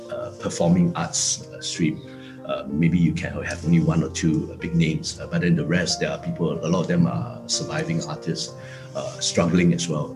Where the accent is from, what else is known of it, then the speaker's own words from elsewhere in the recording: Singapore; moved away as an adult; also born or lived in Chongqing, China; now in Shanghai, China; I, used to think that I'm a Singaporean, so I'm Chinese